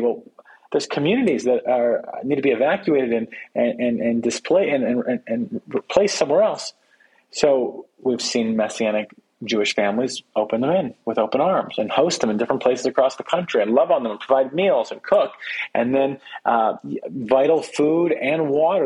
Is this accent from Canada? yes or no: yes; Canada; I'm from Canada